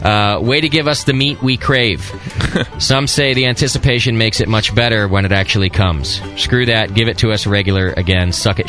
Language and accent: English; New Brunswick, Canada; I ate it right out of the tub when I was a wee little fat lad growing up in New Brunswick.